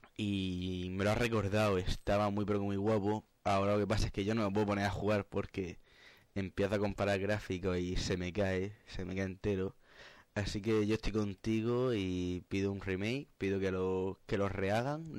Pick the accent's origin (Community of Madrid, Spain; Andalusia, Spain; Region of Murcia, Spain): Region of Murcia, Spain; Cartagena; Yo soy el cartagenero